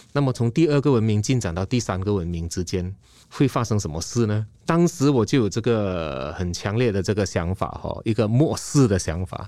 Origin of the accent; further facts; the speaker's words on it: Malaysia; moved away; also born or lived in Taiwan; 我是马来西亚人